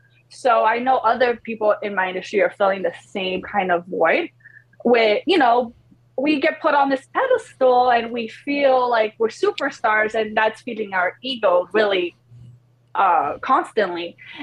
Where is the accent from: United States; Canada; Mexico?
United States; New York; also born or lived in Poland; I grew up in New York. Yeah. But I was born in Poland.